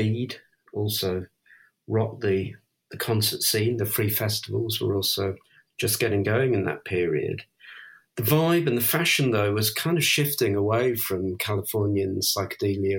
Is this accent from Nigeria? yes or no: no; England, United Kingdom